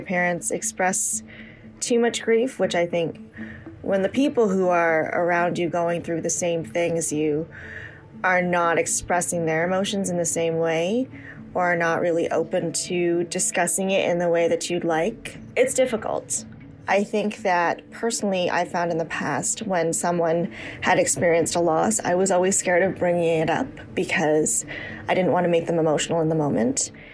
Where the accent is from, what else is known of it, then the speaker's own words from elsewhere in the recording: Canada; a Canadian born Chinese woman